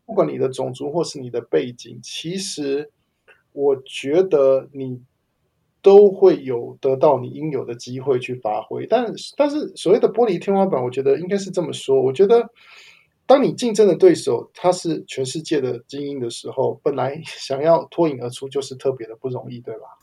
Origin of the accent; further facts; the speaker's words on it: Taiwan; moved away as an adult; now in United States; 因为我也是在台湾长大，然后到美国之后才开始，呃，大量使用英文在我的工作上